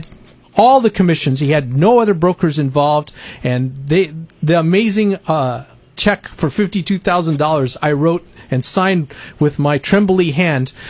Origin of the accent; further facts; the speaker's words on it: Winters, California, United States; the little town I grew up in Winters, California